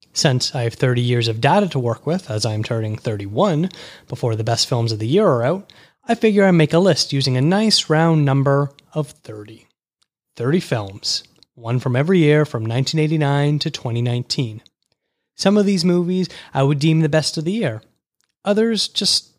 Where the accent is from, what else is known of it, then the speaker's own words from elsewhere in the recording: just outside Toronto, Ontario, Canada; I was born just outside Toronto, Canada